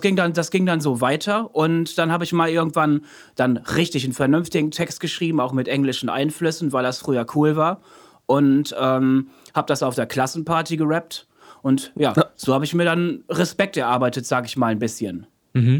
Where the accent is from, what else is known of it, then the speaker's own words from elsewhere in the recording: Münster, North Rhine-Westphalia, Germany; moved away as an adult; also born or lived in Osnabrück; now in Emden, Germany; geboren 89 in Osnabrück, in Münster aufgewachsen, nach Osnabrück zurückgezogen, aber jetzt wohnhaft in Emden.